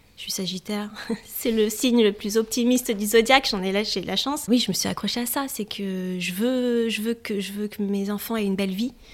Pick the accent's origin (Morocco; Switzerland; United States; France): France; Paris region, Île-de-France; moved away as an adult; now in Normandy, France; Je suis née en région parisienne, j'ai toujours vécu en Ile-de-France et Paris.